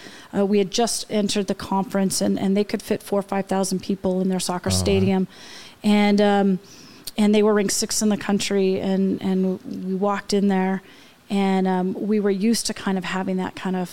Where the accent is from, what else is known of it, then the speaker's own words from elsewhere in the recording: Portland, Oregon, United States; And I'm from Portland too